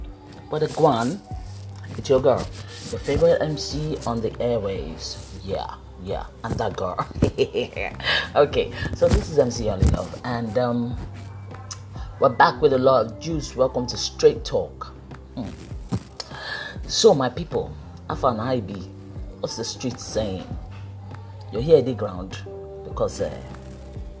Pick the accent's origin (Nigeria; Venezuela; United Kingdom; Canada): Nigeria; Lagos; I grew up in Ijesha